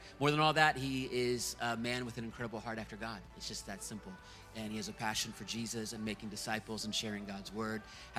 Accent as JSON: {"language": "English", "town": "Virginia Beach", "region": "Virginia", "country": "United States", "tie": "born or raised there", "moved": "yes", "said": "Virginia Beach, Virginia. It's my hometown where I grew up."}